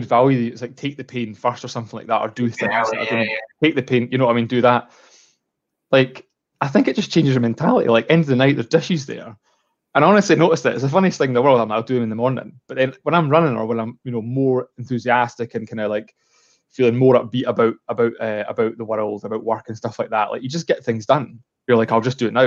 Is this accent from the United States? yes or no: no; Edinburgh, Scotland, United Kingdom; moved away as an adult; now in Stirling, United Kingdom; I moved to Stirling. I was from Edinburgh, and I moved to Stirling with my fiance like almost 4 years ago.